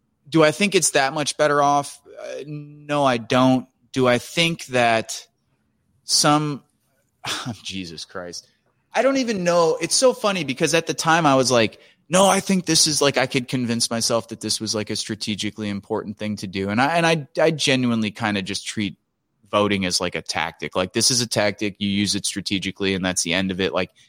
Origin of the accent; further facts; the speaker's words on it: Chicago, Illinois, United States; I come from a big Italian family, and we're from Chicago